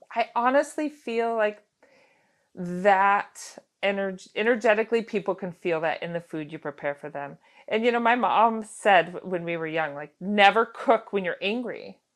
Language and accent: English; Girdwood, Alaska, United States; growing up in Girdwood, I went to Little Bears, which is the little daycare center down there